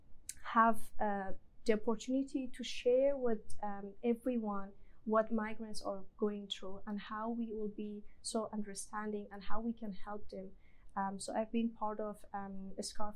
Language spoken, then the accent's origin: English; Kabul, Afghanistan; also born or lived in Dubai; now in Australia; I was born and brought up in Kabul, Afghanistan, the capital city of Afghanistan